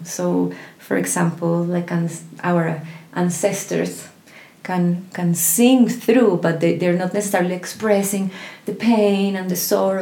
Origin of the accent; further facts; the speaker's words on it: Colombia; I was born in Colombia